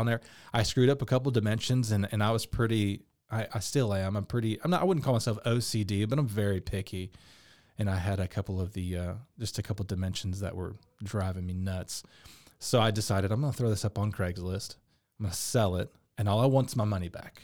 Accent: Dallas, Texas, United States; I grew up in Dallas, been a musician my whole life

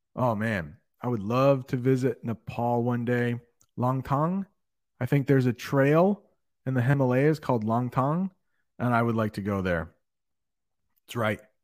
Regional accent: United States; I am an American

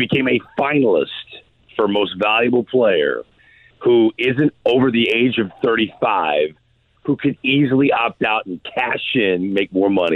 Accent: St. Louis, Missouri, United States; as a St. Louisan who grew up loving the Cardinals

